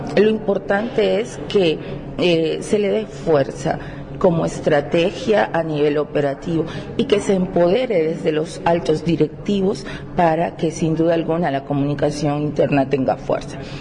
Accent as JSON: {"language": "Spanish", "country": "Venezuela", "moved": "yes", "lives_now": "Barranquilla, Colombia", "said": "soy venezolana, pero vivo en Barranquilla"}